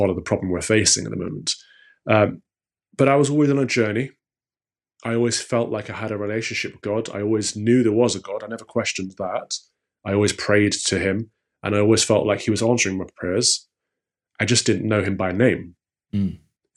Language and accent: English; East Midlands, United Kingdom; now in London, United Kingdom; I grew up in the Midlands. So if you've heard of Robin Hood, Sherwood Forest, that's where I grew up